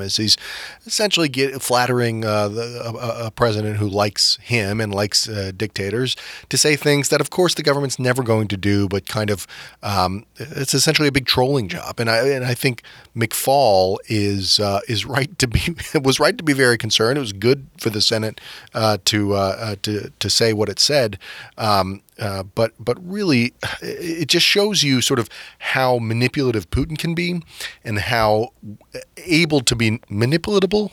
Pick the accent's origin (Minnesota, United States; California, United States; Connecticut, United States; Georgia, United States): Georgia, United States; Atlanta; now in Washington, D.C., United States; I'm from Atlanta